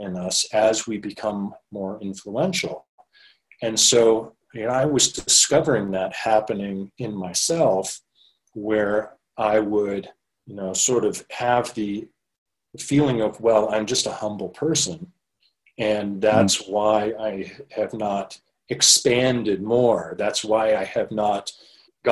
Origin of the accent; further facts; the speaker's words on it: Maine, United States; moved away as an adult; now in Los Angeles, United States; going from growing up in Maine to starting at the age of 25, spending most of the last 20 years in the Los Angeles area in Southern California.